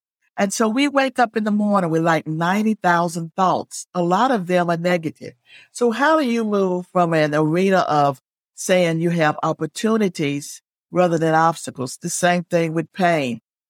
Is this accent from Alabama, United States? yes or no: yes; Alabama, United States; now in Virginia, United States; because I didn't grow up in Virginia. I grew up in Alabama. So here I was thrown into this place where I knew no one.